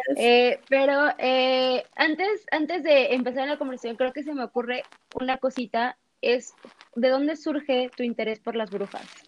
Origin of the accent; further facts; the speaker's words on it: Mexico; en México, bueno, tenemos esta celebración del Día de Muertos